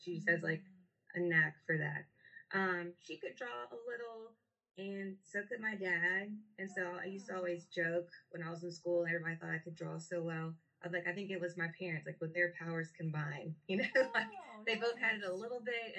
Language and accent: English; Statesboro, Georgia, United States; I'm from Statesboro originally